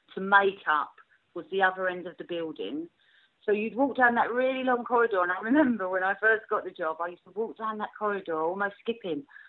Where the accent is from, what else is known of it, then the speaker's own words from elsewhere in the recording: London, United Kingdom; accent: Cockney; being a Cockney